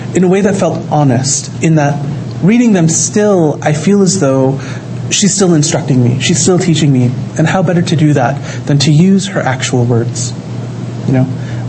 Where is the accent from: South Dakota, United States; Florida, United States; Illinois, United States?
Florida, United States; now in New York, United States; I grew up in Florida